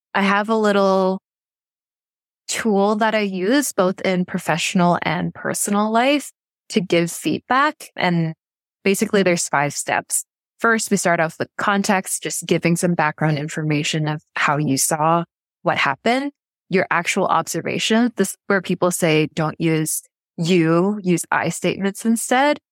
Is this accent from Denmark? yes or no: no; Vancouver, British Columbia, Canada; moved away as an adult; also born or lived in South Korea / Vietnam; so I'm from Vancouver, Canada, but I haven't actually lived there in over nine years